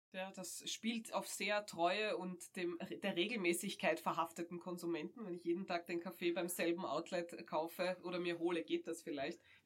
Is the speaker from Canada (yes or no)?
no; Austria; bei uns in Österreich